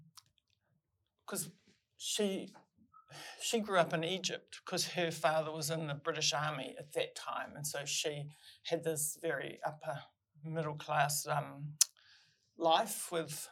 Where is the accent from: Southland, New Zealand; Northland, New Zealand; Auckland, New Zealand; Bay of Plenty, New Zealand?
Northland, New Zealand; Whakapara; moved away; also born or lived in Hokianga; we grew up in Whakapara